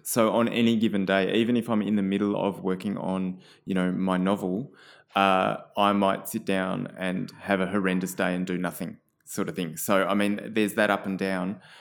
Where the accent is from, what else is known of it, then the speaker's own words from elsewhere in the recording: Canberra, Australian Capital Territory, Australia; so I grew up in Canberra.